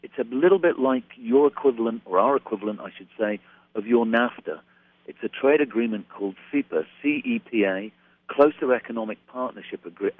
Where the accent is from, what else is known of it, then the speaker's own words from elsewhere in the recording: Hong Kong; I was born and brought up in Hong Kong, and my family had been here since the early 50s. My dad was in the government for many years.